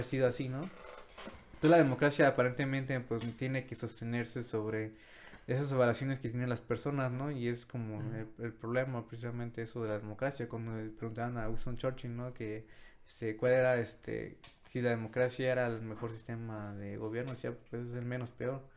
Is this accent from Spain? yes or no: no; Mexico